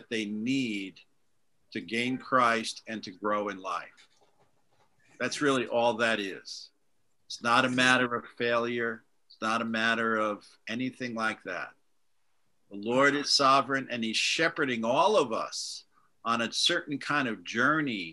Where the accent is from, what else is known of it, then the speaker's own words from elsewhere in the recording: New York, United States; moved away as an adult; also born or lived in Boston / London; now in Dublin, Ireland; I grew up in New York